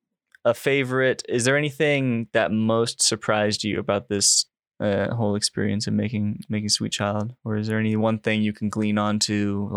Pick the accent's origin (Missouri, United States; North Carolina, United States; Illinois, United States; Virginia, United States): Illinois, United States; Springfield; also born or lived in Carbondale, Illinois; now in Los Angeles, United States; my hometown of Springfield